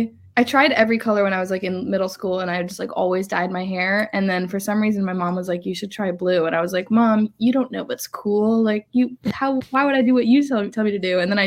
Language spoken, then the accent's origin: English; Massachusetts, United States; Yeah. I mean, honestly, I grew up in Massachusetts, and I'm really lucky